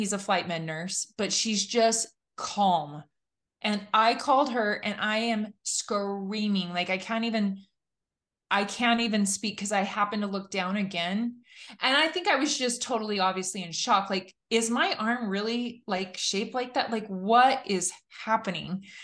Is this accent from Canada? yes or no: no; California, United States; I grew up in California, kind of the only person of my faith in my high school